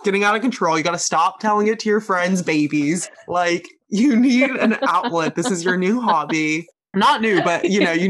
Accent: Cary, North Carolina, United States; I grew up in Cary and I went to state.

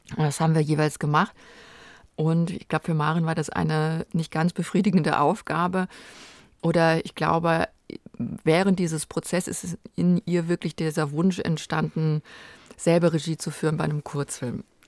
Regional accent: Kerpen, North Rhine-Westphalia, Germany; also born or lived in Frechen / Cologne; aufgewachsen bin ich da in Kerpen in der Nähe von Köln

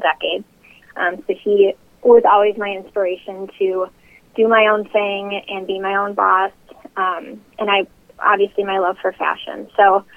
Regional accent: Milwaukee, Wisconsin, United States; moved away as an adult; now in Chicago, United States; I'm originally from Milwaukee, so not too far from Chicago. I lived there up until 2010 when I moved here to start my business.

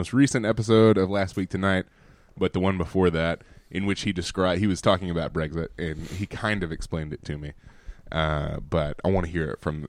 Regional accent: Alabama, United States; We are two dudes from Alabama.

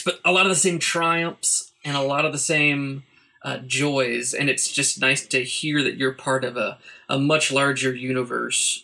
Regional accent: Shawnee, Oklahoma, United States; I grew up in a town outside of Oklahoma City, just east of Oklahoma City, called Shawnee

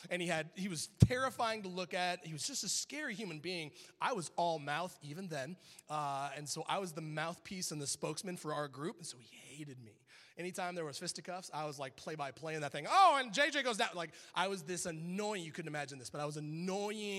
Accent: Scottsdale, Arizona, United States; I grew up in South Scottsdale.

